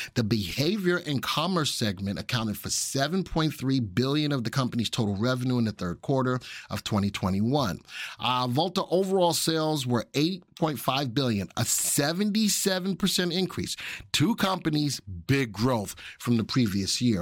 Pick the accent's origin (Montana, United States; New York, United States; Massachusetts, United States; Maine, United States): New York, United States; in my neck of the woods, I'm from New York.